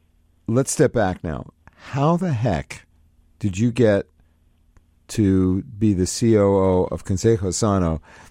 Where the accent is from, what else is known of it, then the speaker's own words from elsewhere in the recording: Brooklyn, New York, United States; When I grew up in Brooklyn, New York, in the 50s and 60s, our family physician came to our house when one of us was sick.